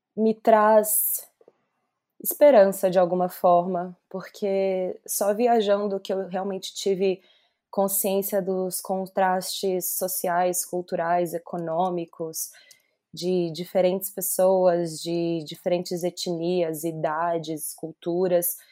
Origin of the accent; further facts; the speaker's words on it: Belo Horizonte, Minas Gerais, Brazil; moved away as an adult; also born or lived in São Paulo; saí de Belo Horizonte